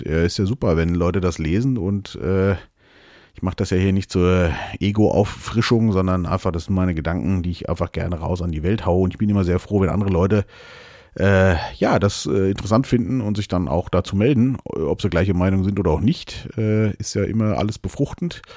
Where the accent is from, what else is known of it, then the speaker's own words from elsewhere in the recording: Germany; hier bei uns in Deutschland